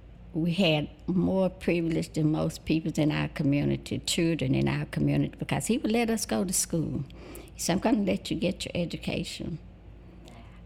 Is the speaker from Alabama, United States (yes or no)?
yes; Forest Home, Alabama, United States; also born or lived in New York; I grew up in Greenville, Alabama. It's a little place northwest of Greenville, Forest Home, Alabama, a little country place on a farm.